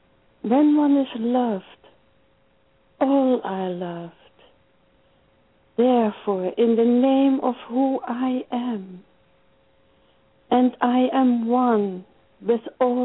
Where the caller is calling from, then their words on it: Pennsylvania, United States; I'm calling from Pennsylvania.